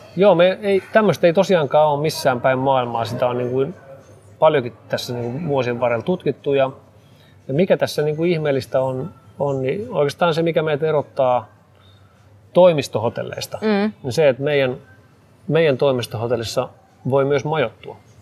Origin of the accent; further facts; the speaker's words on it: Espoo, Uusimaa, Finland; mä oon itse paikallisia täältä, mä Espoosta, Espoosta kotoisin